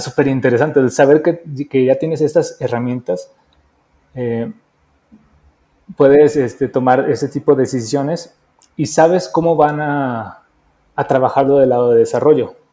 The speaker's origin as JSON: {"language": "Spanish", "country": "Mexico", "also_born_or_lived": "Mexico City", "said": "soy un diseñador mexicano, estoy viviendo ahorita en Ciudad de México"}